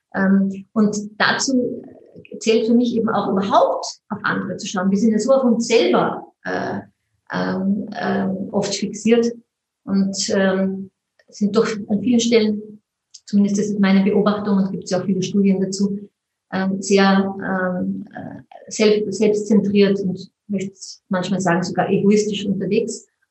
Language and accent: German; Mondsee, Upper Austria, Austria; ich komme aus Mondsee